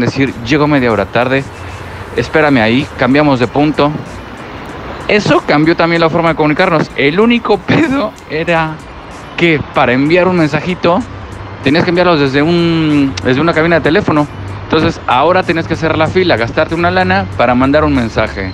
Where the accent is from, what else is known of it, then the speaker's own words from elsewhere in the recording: Mexico; como buenos mexicanos que siempre hemos sido